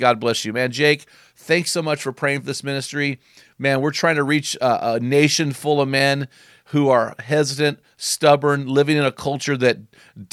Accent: McMinnville, Oregon, United States; my hometown, McMinnville, Oregon

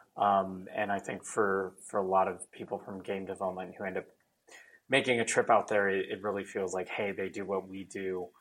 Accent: Orange County, California, United States; I grew up in Orange County

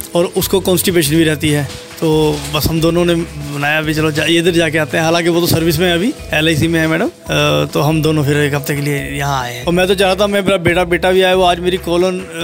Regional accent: Patiala, Punjab, India; मैं पटियाला पंजाब से हूँ

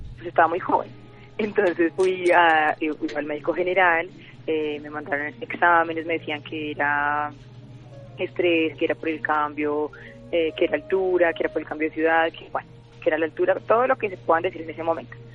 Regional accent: Medellín, Antioquia, Colombia; moved away as an adult; now in Bogotá, Colombia; yo soy de Medellín

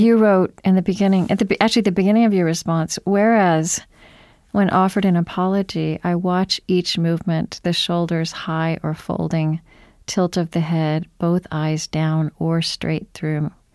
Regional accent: Oklahoma, United States; I grew up in Oklahoma

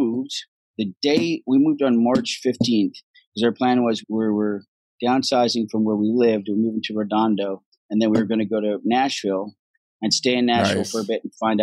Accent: Vancouver, British Columbia, Canada; accent: Irish; also born or lived in Dublin, Ireland; I was born in Dublin, Ireland, and I left Ireland when I was six. Moved to Vancouver, Canada.

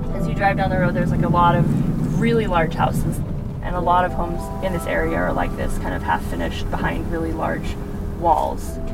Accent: Salt Lake City, Utah, United States; I grew up in Salt Lake too, but I was raised mainstream Mormon

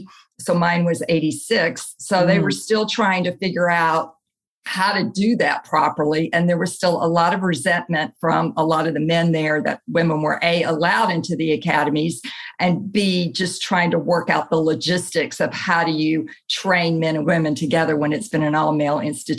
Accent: Camp Lejeune, North Carolina, United States; born there; And I was born in Camp Lejeune, North Carolina, is about 33 miles from where I presently live in New Bern, North Carolina.

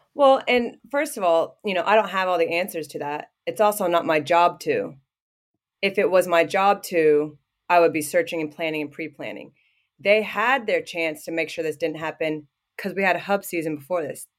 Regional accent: Southwest Ohio, United States; moved away as an adult; now in Canberra, Australia; I grew up in Ohio, yeah, Southwest Ho-, Ohio.

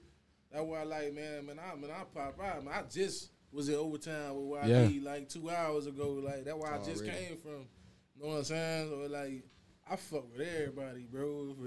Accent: Miami, Florida, United States; I'm from Miami.

